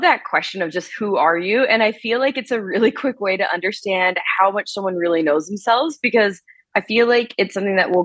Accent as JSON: {"language": "English", "region": "South Carolina", "country": "United States", "tie": "born or raised there", "moved": "yes", "lives_now": "Arizona, United States", "said": "I grew up in South Carolina"}